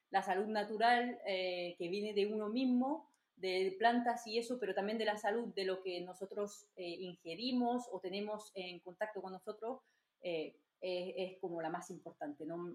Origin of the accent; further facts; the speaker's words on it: France; Spanish is a second language; moved away as an adult; now in Almería, Spain; entonces soy francesa, como lo habéis escuchado ya seguro.